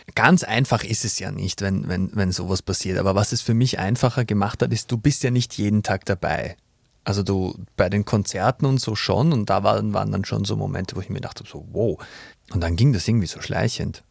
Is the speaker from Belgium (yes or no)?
no; Vienna, Austria; moved away; Ich komme aus Wien, geboren, born and raised in Vienna, aus mhm. dem 23. Wiener Gemeindebezirk